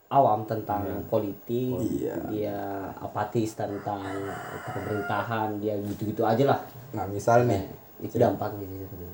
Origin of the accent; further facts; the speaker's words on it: Bone, South Sulawesi, Indonesia; kita sebagai orang Bone itu uh, masa dinilai dari seratus ribu